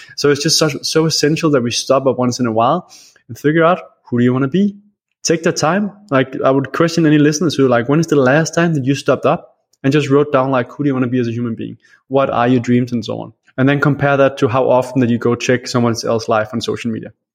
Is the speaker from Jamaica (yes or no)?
no; Denmark; I am from Denmark, and I love Denmark, but Denmark gets very cold